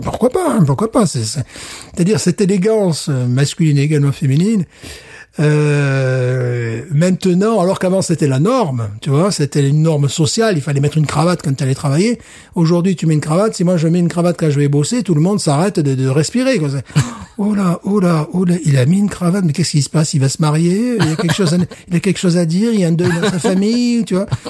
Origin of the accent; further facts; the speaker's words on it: France; je suis français